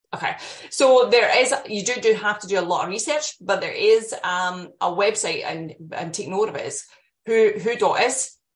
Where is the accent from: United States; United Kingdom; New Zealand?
United Kingdom; Scotland; moved away; you can probably tell from my accent, I'm, I'm Scottish